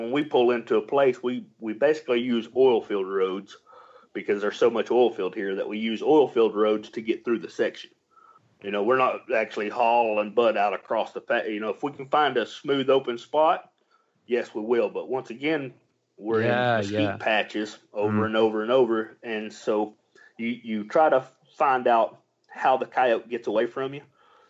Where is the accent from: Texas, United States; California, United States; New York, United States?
Texas, United States; We don't worry about that COVID down here. We're from Texas.